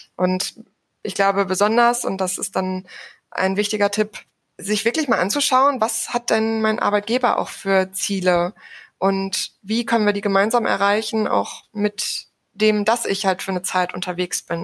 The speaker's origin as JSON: {"language": "German", "area": "Sauerland", "region": "North Rhine-Westphalia", "country": "Germany", "also_born_or_lived": "Cologne", "said": "ich komme ursprünglich aus dem Sauerland"}